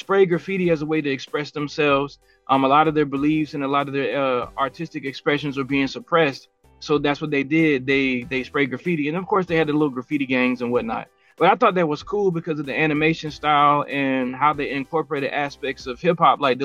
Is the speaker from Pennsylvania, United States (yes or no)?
no; Columbus, Georgia, United States; moved away as an adult; now in Phoenix, United States; I'm born and raised in Columbus, Georgia, lived there all the way up until about 2020. And then we moved out here, and I've been in Phoenix for about 3 years